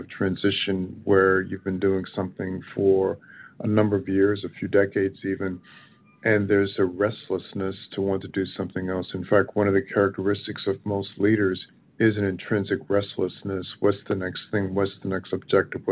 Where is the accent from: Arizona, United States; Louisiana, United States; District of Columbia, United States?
Louisiana, United States; Baton Rouge; moved away as an adult; also born or lived in Dallas, Texas; now in Chicago, United States; spent the first 20 years of my life in Louisiana, growing up in Baton Rouge